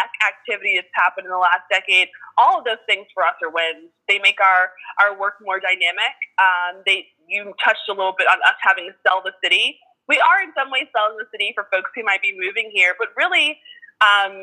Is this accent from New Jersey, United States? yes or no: no; Miami, Florida, United States; moved away as an adult; now in New Orleans, United States; I am not originally from New Orleans. I was born and raised in Miami, Florida, but have been here, oh goodness, maybe 14 years as of this year.